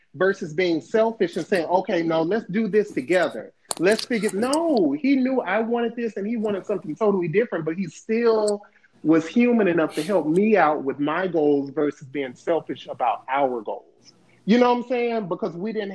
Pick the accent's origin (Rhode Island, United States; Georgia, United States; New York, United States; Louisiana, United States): Louisiana, United States; also born or lived in Mobile, Alabama; now in San Diego, United States; I'm originally from Louisiana. That was even countryer than Mobile, and then I moved there.